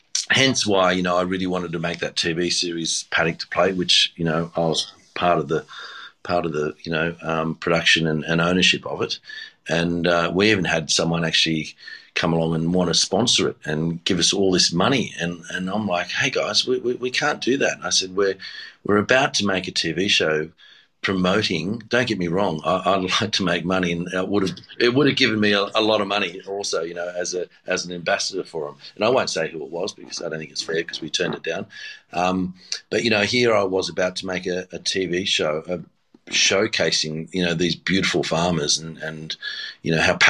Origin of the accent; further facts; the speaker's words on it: Seven Hills, New South Wales, Australia; also born or lived in Tamworth / Badgerys Creek; I was born in Tamworth, and then we had a dairy farm at Badgerys Creek. And then we weren't living on the farms, and I was going to school in Seven Hills, which is near Blacktown.